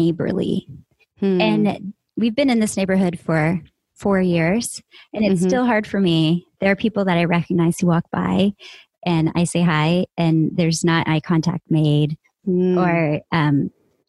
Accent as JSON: {"language": "English", "region": "Texas", "country": "United States", "moved": "yes", "lives_now": "San Francisco, United States", "said": "I'm in San Francisco. I've been here for 9 years. I'm originally from Texas."}